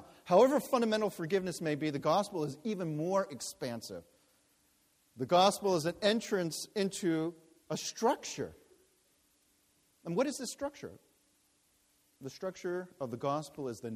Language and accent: English; New York, United States; I was born in New York